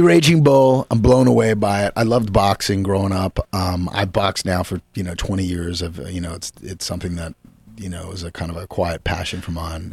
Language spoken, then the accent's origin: English; Yonkers, New York, United States; I grew up in Yonkers, but my family was from the Bronx